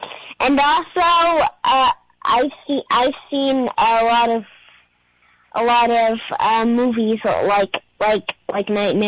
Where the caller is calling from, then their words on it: Yellow Springs, Ohio, United States; Ohio, Yale Springs.